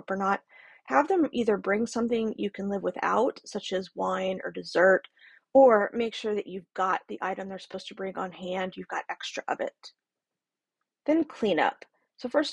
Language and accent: English; the South, United States; I'm from the South, so we've got that Southern hospitality